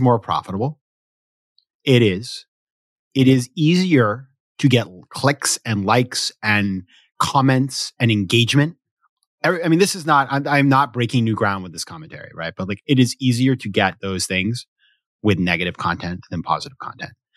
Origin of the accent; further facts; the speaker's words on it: Maine, United States; moved away; also born or lived in New York City; I grew up in Maine, too